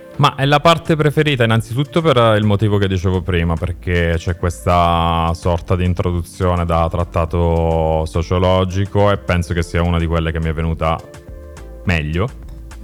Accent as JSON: {"language": "Italian", "area": "province of Foggia", "region": "Apulia", "country": "Italy", "moved": "yes", "lives_now": "Milan, Italy", "said": "Sono pugliese, sono della provincia di Foggia."}